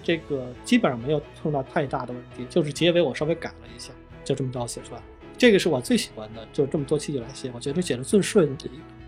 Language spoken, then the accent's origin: Chinese; Beijing, China; also born or lived in Shanxi; 我是生在山西，三岁到的北京，我是个北漂啊